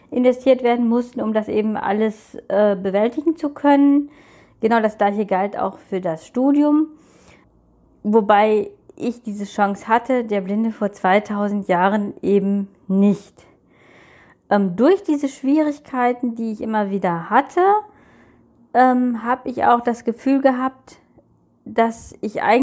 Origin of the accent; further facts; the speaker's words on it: North Rhine-Westphalia, Germany; ähm, ich komme aus NRW, bin von Geburt an blind